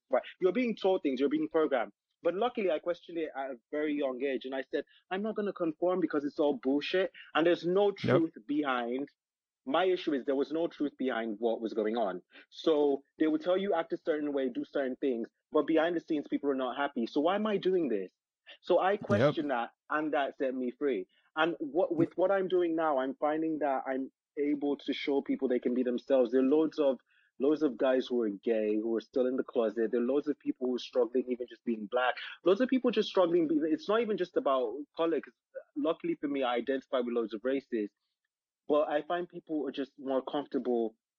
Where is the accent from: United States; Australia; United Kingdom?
United Kingdom; London; born there; also born or lived in Nigeria; I'm African. My parents are African. I was born in London, but I lived in Nigeria for a while.